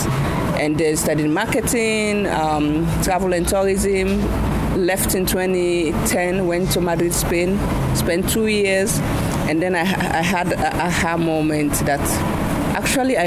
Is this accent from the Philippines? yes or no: no; Sierra Leone; also born or lived in Guinea; now in Accra, Ghana; I grew up in Sierra Leone